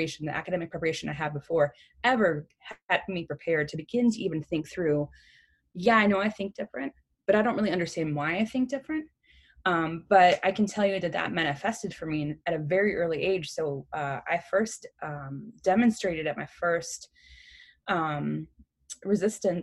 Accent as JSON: {"language": "English", "town": "Chicago", "region": "Illinois", "country": "United States", "tie": "born or raised there", "said": "I grew up, I'm originally from Chicago, Illinois, and not the suburbs. I'm originally from Humboldt Park"}